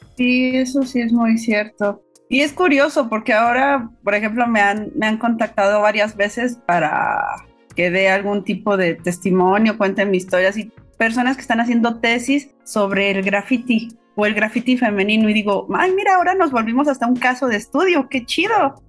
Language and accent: Spanish; Pachuca, Hidalgo, Mexico; now in Mexico City, Mexico; yo soy originaria de Pachuca Hidalgo